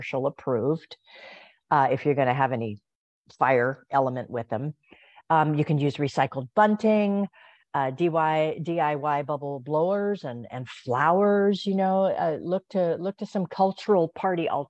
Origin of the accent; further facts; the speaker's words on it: Hawaii, United States; I grew up in Hawaii